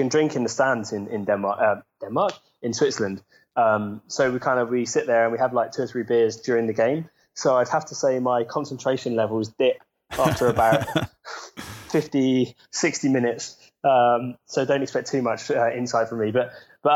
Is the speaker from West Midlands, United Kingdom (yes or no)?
no; Southampton, South East England, United Kingdom; moved away as an adult; I grew up in Southampton